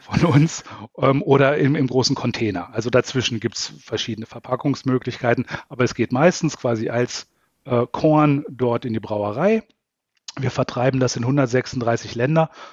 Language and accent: German; Salzgitter, Lower Saxony, Germany; moved away as an adult; also born or lived in Braunschweig / Berlin / Baden-Württemberg; ich bin äh, aus Norddeutschland, ich bin äh, Niedersachse, äh, bin in Salzgitter ähm, geboren und aufgewachsen